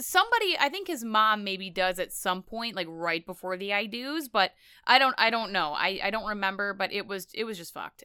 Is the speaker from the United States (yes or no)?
yes; United States; I'm American